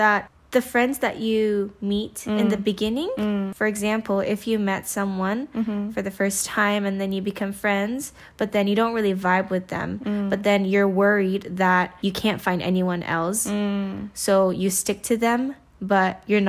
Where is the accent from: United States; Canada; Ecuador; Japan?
Japan; moved away; I came from Japan.